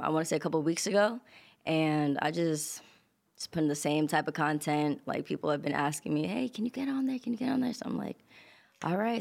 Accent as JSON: {"language": "English", "town": "New York City", "region": "New York", "country": "United States", "tie": "born or raised there", "also_born_or_lived": "Long Island", "said": "I kinda grew up in, like, Queens, and then I moved to Long Island"}